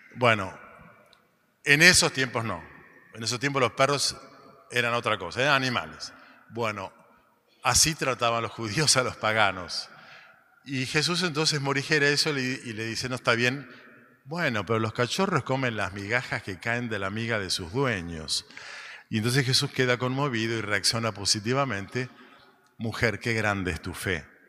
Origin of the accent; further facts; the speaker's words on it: Argentina; somos argentinos